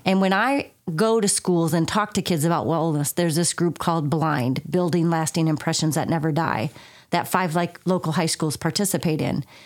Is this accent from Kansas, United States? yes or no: no; southern Minnesota, United States; moved away as an adult; also born or lived in Colorado / North Carolina / Wisconsin / Iowa; now in Sauk Valley, United States; I was born and raised in southern Minnesota. Um, do not comment on my accent if you all think I still have one.